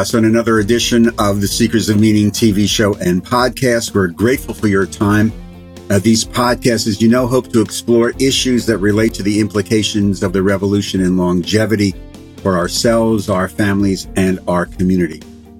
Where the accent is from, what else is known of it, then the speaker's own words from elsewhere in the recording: Philadelphia, Pennsylvania, United States; And where we are in Philadelphia, my hometown, and we live right outside of it